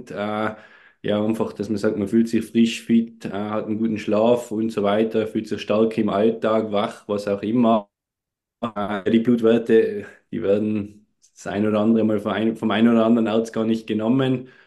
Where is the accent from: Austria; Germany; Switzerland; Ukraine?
Austria; Tyrol; Wie man unschwer ein wenig erkennen oder hören kann, komme ich aus Tirol, aus Österreich.